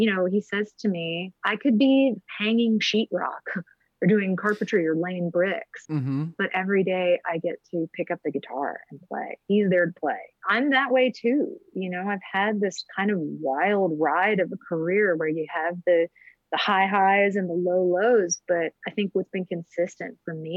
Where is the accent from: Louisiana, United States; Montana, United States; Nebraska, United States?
Louisiana, United States; New Orleans; moved away as an adult; also born or lived in Nashville; I was from New Orleans.